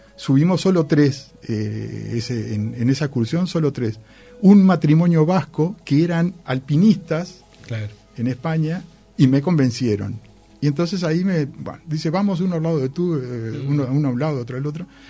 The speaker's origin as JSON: {"language": "Spanish", "country": "Uruguay", "said": "soy de Uruguay"}